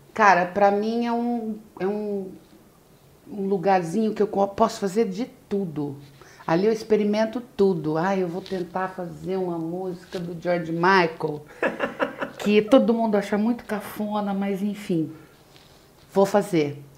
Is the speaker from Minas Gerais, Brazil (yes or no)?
no; Londrina, Paraná, Brazil; moved away as an adult; also born or lived in São Paulo; now in Rio de Janeiro, Brazil; eu comecei, como você falou, em Londrina, Paraná, e lá eu fiquei por muitos anos. Eu só saí de lá em 98, já vai fazer 20 anos que eu tô aqui no Rio